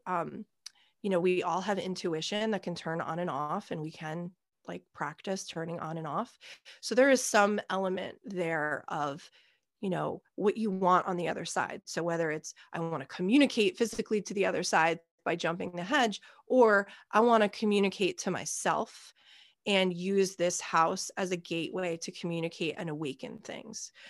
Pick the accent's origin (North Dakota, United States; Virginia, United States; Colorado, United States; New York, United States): New York, United States; also born or lived in Australia; at a local summer camp where I was from. I'm from America. I'm from New York